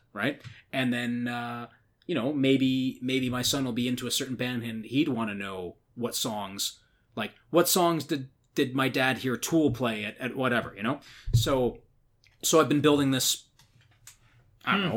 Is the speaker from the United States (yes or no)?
no; Newmarket, Ontario, Canada; my hometown, which is which is Newmarket, Ontario, which is where I grew up from when I was like kind of 14 onwards